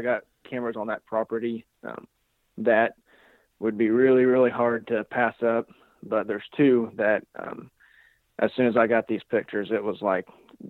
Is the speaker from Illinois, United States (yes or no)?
yes; Illinois, United States; I'm from Southern Illinois.